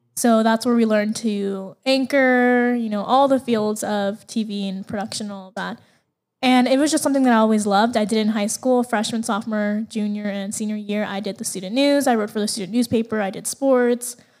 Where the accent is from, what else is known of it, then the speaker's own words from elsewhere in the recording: Las Vegas, Nevada, United States; I was actually born and raised in Las Vegas.